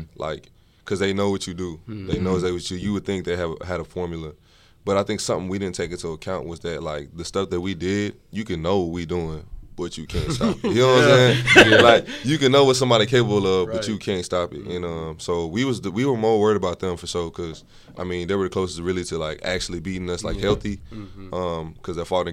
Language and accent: English; Houston, Texas, United States; moved away; I'm from Houston, Texas. I went to my high school. I went to was Lamar